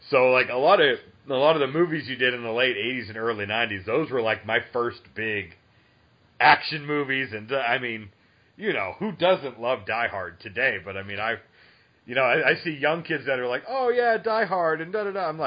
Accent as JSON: {"language": "English", "town": "Boston", "region": "Massachusetts", "country": "United States", "moved": "yes", "lives_now": "Georgia, United States"}